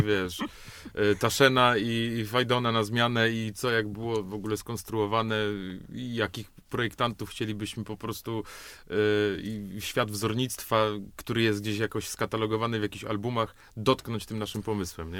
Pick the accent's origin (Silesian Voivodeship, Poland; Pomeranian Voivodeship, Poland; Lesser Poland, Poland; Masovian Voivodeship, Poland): Silesian Voivodeship, Poland; Katowice; Nie wiem, on tam stał po prostu, ja urosłem koło niego